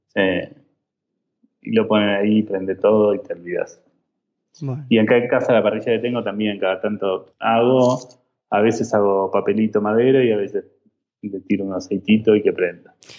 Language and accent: Spanish; Argentina; now in Mexico; vuelvo a Argentina